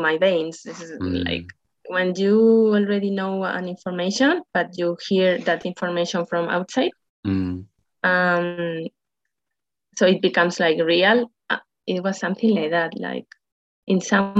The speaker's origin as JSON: {"language": "English", "country": "Spain", "also_born_or_lived": "Madrid", "said": "I'm living in Madrid. I'm from Spain."}